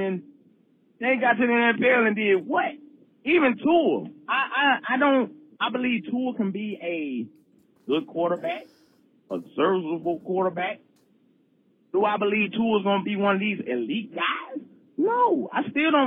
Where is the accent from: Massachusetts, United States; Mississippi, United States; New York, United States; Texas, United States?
Mississippi, United States; now in Alabama, United States; I stay in Alabama. I'm from Mississippi.